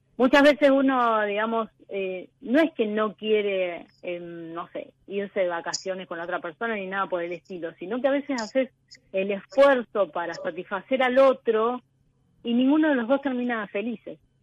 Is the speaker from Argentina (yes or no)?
yes; Coronel Rosales, Buenos Aires Province, Argentina; Soy de Coronel Rosales, que es el sudoeste de la provincia de Buenos Aires al lado de Bahía Blanca